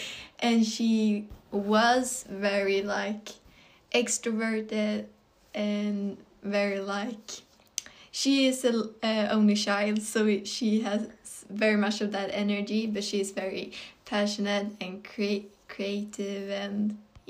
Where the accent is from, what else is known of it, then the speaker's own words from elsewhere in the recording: Sweden; English is a second language; I'm also 16 years old. I'm from Sweden as well.